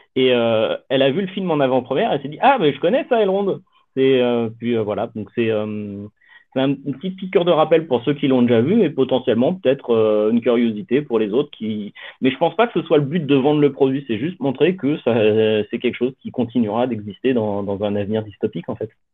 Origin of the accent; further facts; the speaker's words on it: France; je suis français